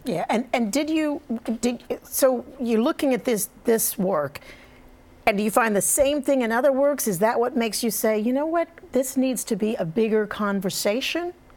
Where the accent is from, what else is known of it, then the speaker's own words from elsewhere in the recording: the South, United States; I grew up in the South